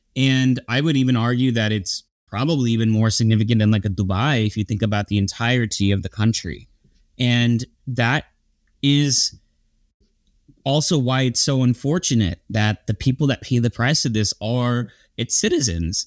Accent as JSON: {"language": "English", "town": "Dallas", "region": "Texas", "country": "United States", "tie": "born or raised there", "said": "growing up in Dallas, Fort Worth"}